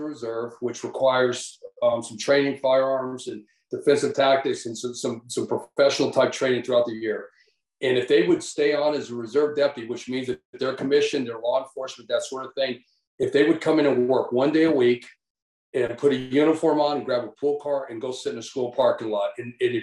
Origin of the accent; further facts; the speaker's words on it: Tucson, Arizona, United States; I grew up in Tucson